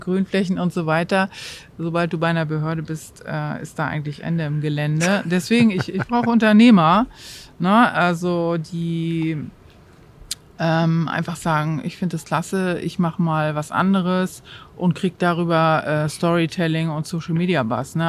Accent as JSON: {"language": "German", "region": "Hamburg", "country": "Germany", "moved": "yes", "said": "ich bin Hamburgerin, ich war lange weg und bin also auch ganz voller Überzeugung ähm, wiedergekommen in die Stadt"}